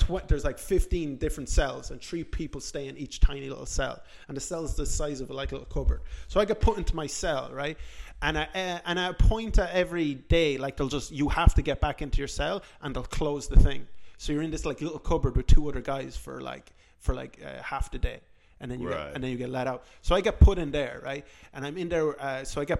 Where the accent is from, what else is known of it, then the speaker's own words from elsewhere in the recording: Ireland; I'm from Ireland.